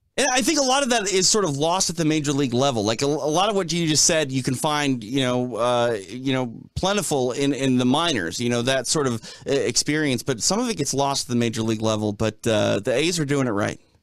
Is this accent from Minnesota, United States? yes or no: yes; Minneapolis, Minnesota, United States; I grew up in Minneapolis